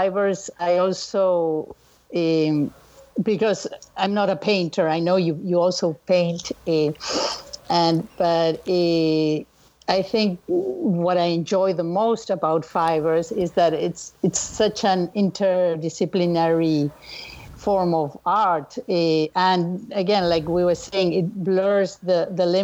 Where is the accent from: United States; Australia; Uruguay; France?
Uruguay; Montevideo; born or raised there; moved away